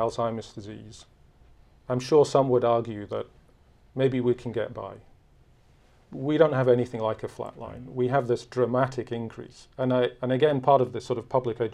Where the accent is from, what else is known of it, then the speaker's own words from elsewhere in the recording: United Kingdom; I'm from Britain